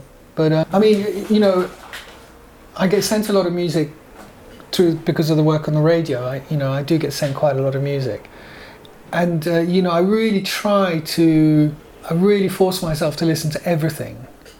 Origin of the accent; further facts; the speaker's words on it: France; also born or lived in Belgium / England; I was brought up in France and Belgium and in England, moved around quite a bit.